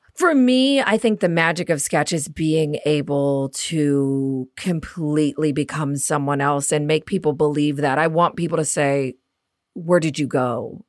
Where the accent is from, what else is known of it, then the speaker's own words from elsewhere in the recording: Midwest, United States; accent: Midwest; my Midwest accent